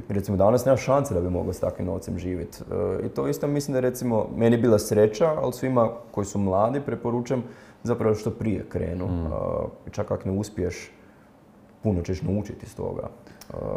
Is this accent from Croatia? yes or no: yes; Zagreb, City of Zagreb, Croatia; ja sam tu iz Zagreba, ono, živio sam sa roditeljima